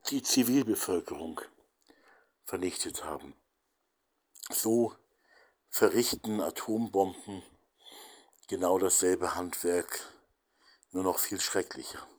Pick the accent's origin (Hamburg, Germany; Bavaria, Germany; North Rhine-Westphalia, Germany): Hamburg, Germany; born there; die Bomben auf meine Geburtsstadt Hamburg